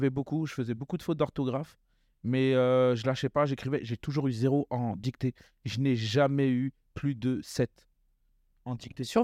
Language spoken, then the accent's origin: French; Sarcelles, Île-de-France, France; Alors, moi, à la euh, Cité des Rosiers, alors j'étais un jeune